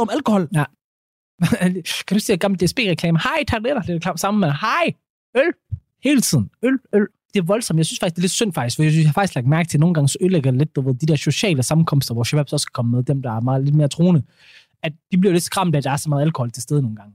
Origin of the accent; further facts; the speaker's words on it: Ikast, Central Denmark Region, Denmark; Kom direkte ud fra Midtjylland jeg